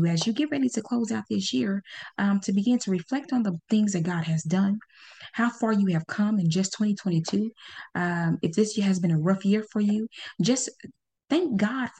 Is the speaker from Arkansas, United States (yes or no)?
yes; Pine Bluff, Arkansas, United States; born or raised there